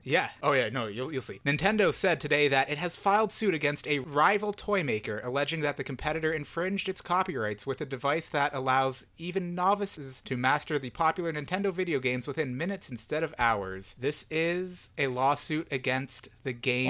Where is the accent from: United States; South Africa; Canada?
Canada; we're Canadian